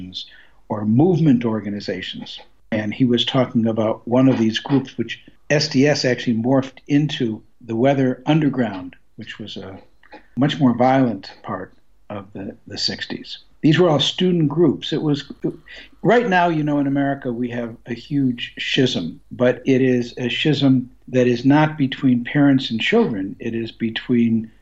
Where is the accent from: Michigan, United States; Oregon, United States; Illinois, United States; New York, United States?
Michigan, United States; Detroit; moved away as an adult; also born or lived in San Francisco; I was a kid from Detroit, Michigan